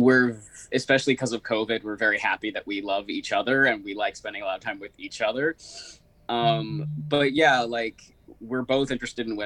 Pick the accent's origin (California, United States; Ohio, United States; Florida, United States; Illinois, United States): California, United States; Berkeley; I grew up in Berkeley, California